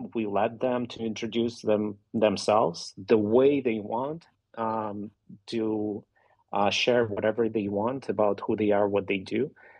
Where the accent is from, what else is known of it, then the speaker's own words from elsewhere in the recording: Ukraine; first language Russian; English is a second language; I'm Ukrainian, but I'm not ethnically Ukrainian. You know, my family is, you know, Georgian and Roma and Russian, and my first language was Russian, Ukrainian.